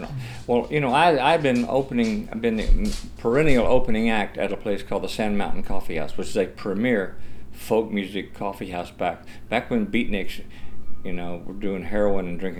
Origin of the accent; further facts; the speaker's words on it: Texas City, Texas, United States; also born or lived in Dallas, Texas / Galveston, Texas; I was born in Dallas, but my family moved to Texas City when I was 11